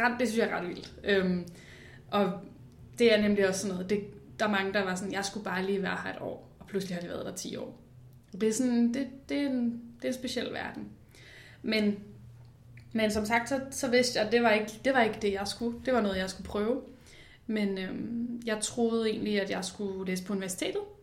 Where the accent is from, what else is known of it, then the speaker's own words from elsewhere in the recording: Copenhagen, Capital Region of Denmark, Denmark; jeg er jo født og opvokset i København øh, med min familie, ude i Nordvestkvarteret